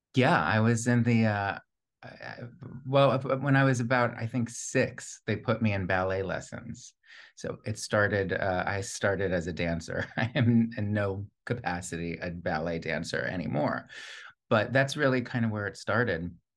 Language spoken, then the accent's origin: English; Plantation, Florida, United States; also born or lived in Long Island, New York; I spent the bulk of my childhood in, in, in plantation Florida